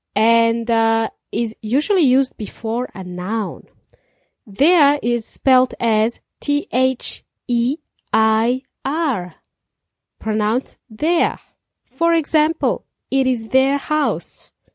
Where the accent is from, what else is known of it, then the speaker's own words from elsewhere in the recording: Serbia; now in New Zealand; In Serbia, we celebrated it in the snow. con nieve. As kids, I remember we played in the snow